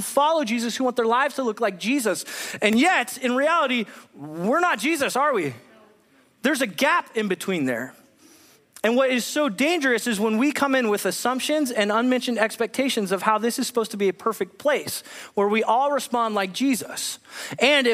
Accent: Southern California, United States; moved away as an adult; now in Whatcom County, Washington, United States; I'm originally born and raised in California

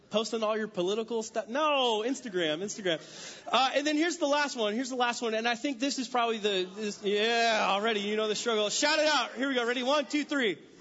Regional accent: California, United States; moved away as an adult; also born or lived in San Diego; now in Washington, United States; I'm from California, born and raised

